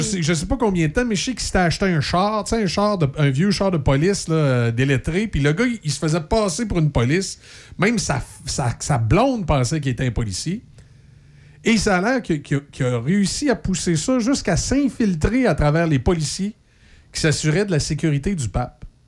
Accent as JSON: {"language": "French", "region": "Quebec", "country": "Canada"}